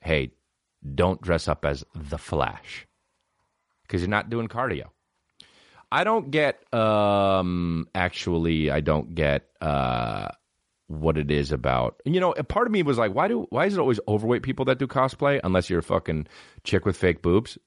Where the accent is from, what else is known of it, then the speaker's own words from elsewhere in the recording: New Jersey, United States; all my mom does is get me New Jersey stuff 'cause we're from New Jersey